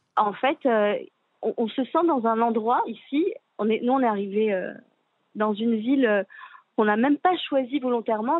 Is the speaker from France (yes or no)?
yes; France; moved away as an adult; now in Israel; On est français